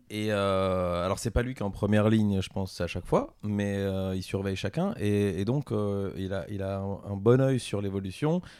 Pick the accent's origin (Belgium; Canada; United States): Belgium; en tant que Belge